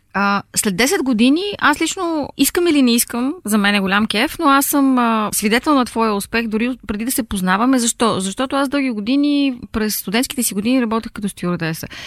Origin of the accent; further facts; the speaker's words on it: Bulgaria; moved away as an adult; also born or lived in Munich; аз съм от България и уча във вашата винена академия